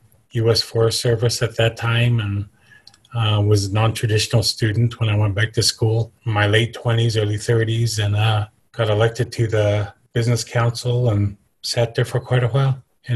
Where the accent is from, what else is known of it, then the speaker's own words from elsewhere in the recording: Fort Washakie, Wyoming, United States; also born or lived in Oklahoma; I was raised in the Fort Washakie area of the reservation, the community that's closest to the mountains here in Wyoming. And, you know, went to school here at Fort Washakie. It only went up to eighth grade then. I spent some time in boarding school in Oklahoma.